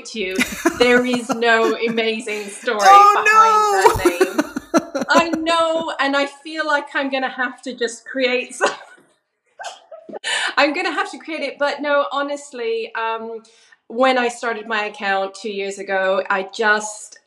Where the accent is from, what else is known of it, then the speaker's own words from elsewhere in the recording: Vancouver Island, British Columbia, Canada; moved away as an adult; also born or lived in London, United Kingdom; now in Rye, United Kingdom; I'm originally from Canada, from Vancouver Island, and I was born and raised there.